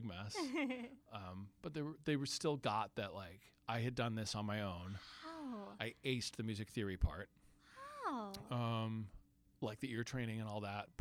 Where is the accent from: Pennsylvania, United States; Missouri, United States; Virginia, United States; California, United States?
California, United States; Sacramento; moved away as an adult; now in New York, United States; my hometown theater, which is Music Circus in Sacramento.